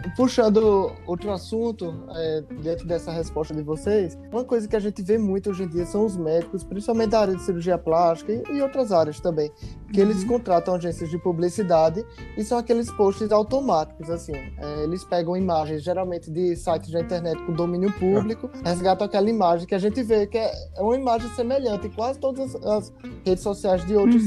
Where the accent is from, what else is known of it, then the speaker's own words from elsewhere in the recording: João Pessoa, Paraíba, Brazil; moved away; eles são lá de João Pessoa, de onde eu sou